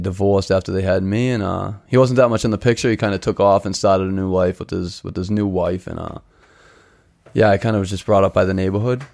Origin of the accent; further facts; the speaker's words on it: Boston, Massachusetts, United States; also born or lived in Chelsea, Massachusetts; grew up in Charlestown. I was brought up in Charlestown.